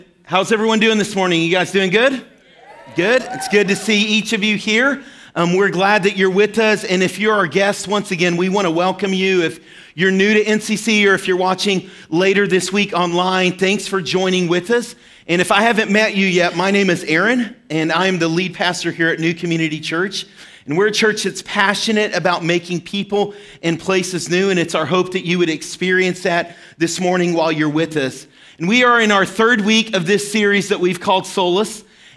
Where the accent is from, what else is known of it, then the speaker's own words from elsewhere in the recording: Arkansas, United States; moved away; I grew up in Arkansas and lived in a small town, and we were right smack dab in the middle of the Ozark Mountains.